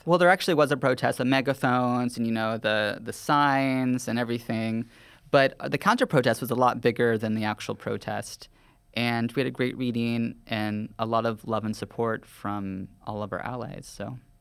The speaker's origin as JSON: {"language": "English", "region": "the South", "country": "United States", "tie": "born or raised there", "moved": "yes", "lives_now": "New York, United States", "said": "I grew up in a very conservative Southern town"}